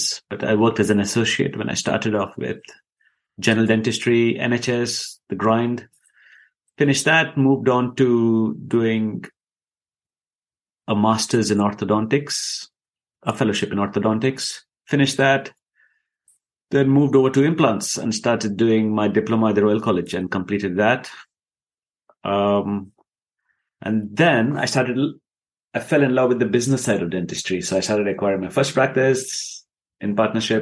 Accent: Dubai, United Arab Emirates; moved away as an adult; also born or lived in India; now in United Kingdom; I was born and brought up in Dubai. And I lived in Dubai for 18 years

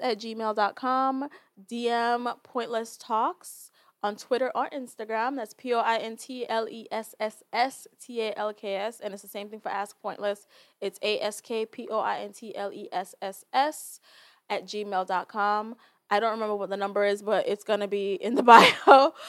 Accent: Jamaica; I, as a Jamaican, can identify and communicate with that because I am Jamaican

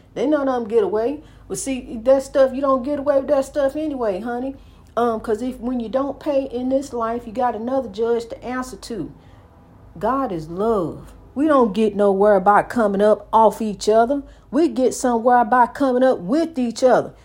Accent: United States; my hometown. I love my hometown. Saint Louis, East Saint Louis, East Saint Louis, Saint Louis

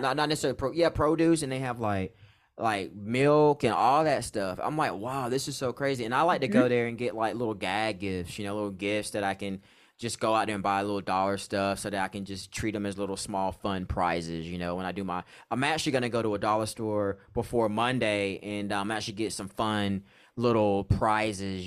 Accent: North Carolina, United States; now in San Diego, United States; my hometown, a little small hometown in North Carolina

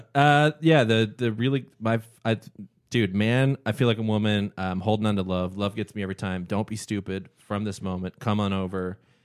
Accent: Canada; growing up in Canada

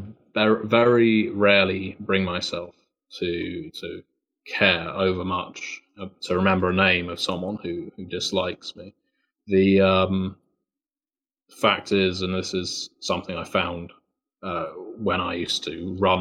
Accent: United Kingdom; accent: British; being British. It's partly down to the accent

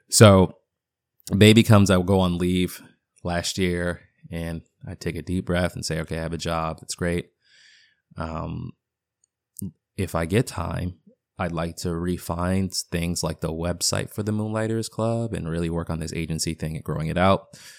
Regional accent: Boston, Massachusetts, United States; accent: half Boston; I know, my half Boston accent comes in every once in a blue moon.

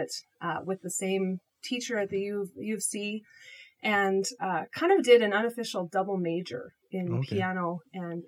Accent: Calgary, Alberta, Canada; now in Edmonton, Canada; I'm from Alberta, so I grew up in Calgary.

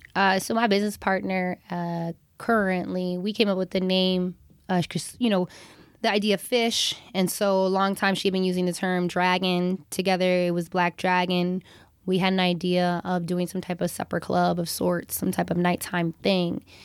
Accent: Hawaii, United States; growing up in Hawaii

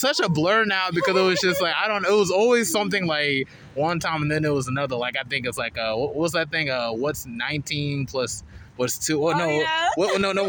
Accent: Charlotte, North Carolina, United States; I grew up on the East.

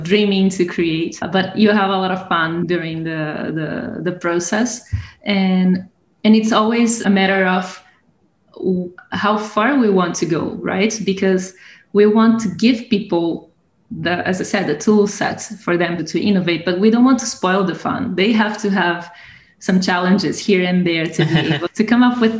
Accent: Brazil; moved away as an adult; now in Italy; I'm from Brazil.

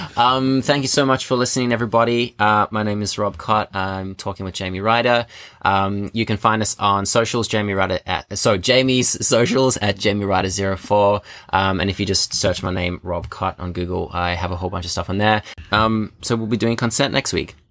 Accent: Johannesburg, Gauteng, South Africa; now in Australia; 'cause I'm from South Africa, I grew up in Johannesburg.

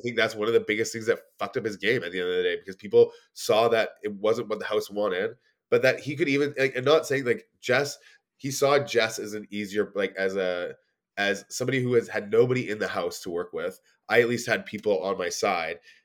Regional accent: Edmonton, Alberta, Canada; now in Toronto, Canada; I'm from Edmonton

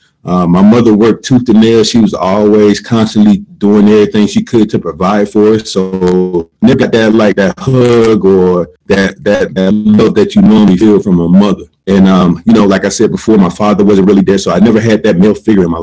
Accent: Columbus, Georgia, United States; I'm originally from Columbus, Georgia. Grew up in a low-income, single-parent home

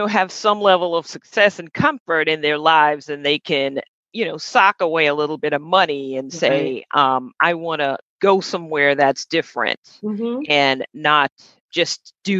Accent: United States; Growing up here in the United States, being African American

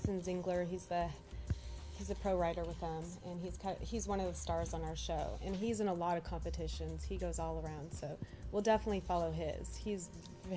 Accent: Seattle, Washington, United States; the two of our producers, myself and Lisa Coronado, we're from Seattle

